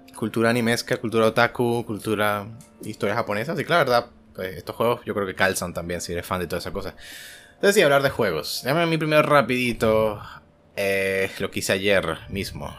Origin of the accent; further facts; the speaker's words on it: Venezuela; moved away as an adult; now in Colombia; el año que me fui de Venezuela.